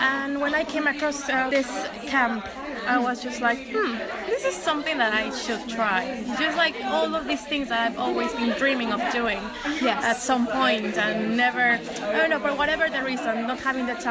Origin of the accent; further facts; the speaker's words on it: Mexico City, Mexico; moved away as an adult; now in London, United Kingdom; I'm from Mexico City